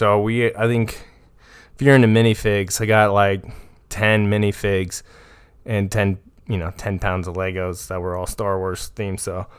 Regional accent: Ireland; I have a drunk lisp. I'm Irish.

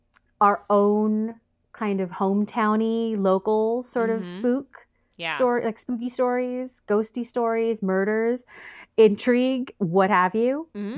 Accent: United States; I'm an American.

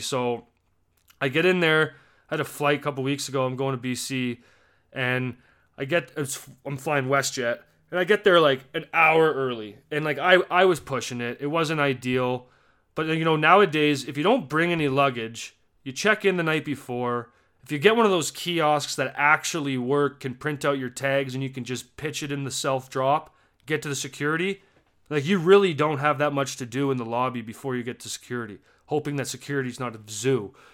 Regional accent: Canada; As a Canadian

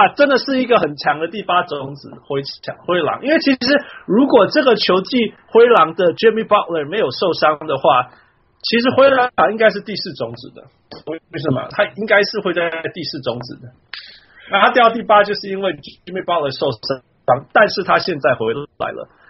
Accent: Canada; 他是我们加拿大人，

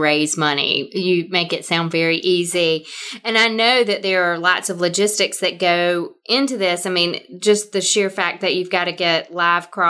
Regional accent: the South, United States; accent: thick Southern; So I grew up in the South as well. I'm sure all of you can tell by my thick Southern accent.

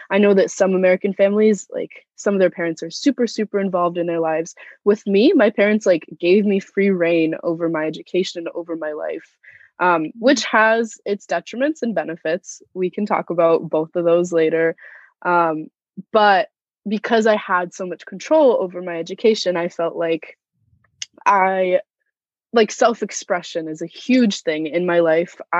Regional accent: Moscow, Russia; born there; I was born in Moscow, Russia, and both of my parents are immigrants.

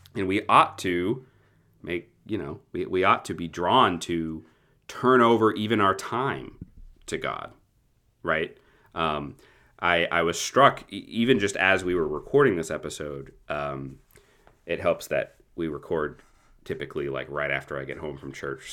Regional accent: United States; as American Protestants

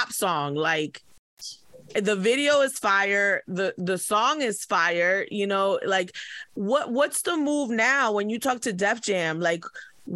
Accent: New Jersey, United States; we're from Jersey

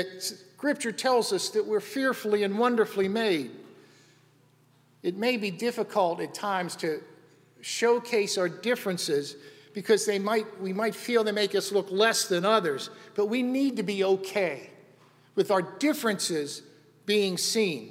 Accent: Western Pennsylvania, United States; When I was a kid growing up, I grew up in Western Pennsylvania.

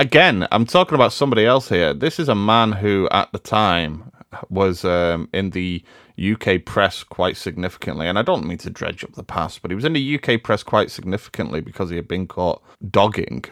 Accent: Liverpool, North West England, United Kingdom; I'm from Liverpool

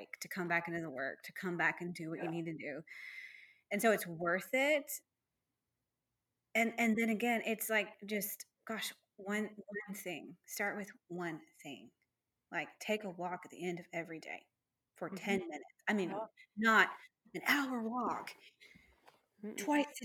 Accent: Texas, United States; we're from Texas.

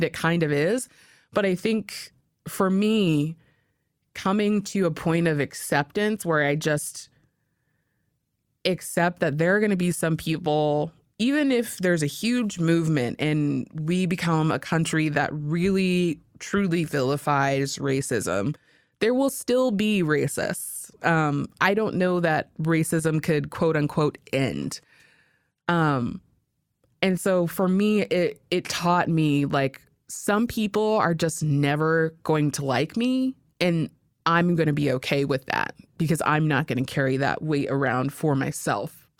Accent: Alaska, United States; growing up in Alaska

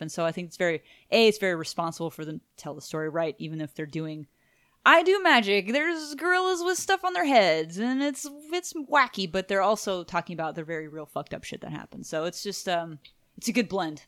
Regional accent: Houston, Texas, United States; we're from Houston, Texas

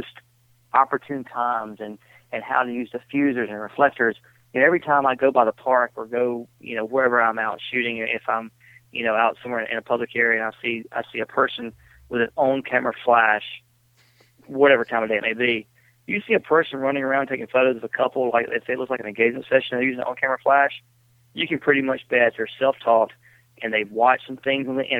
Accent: Phenix City, Alabama, United States; I grew up in Phoenix City, Alabama

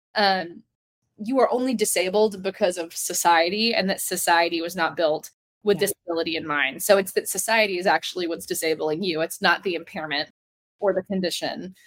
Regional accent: the South, United States; growing up in the South

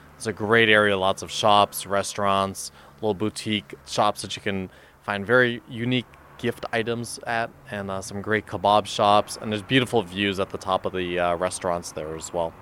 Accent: Maine, United States; I'm from Maine in the United States.

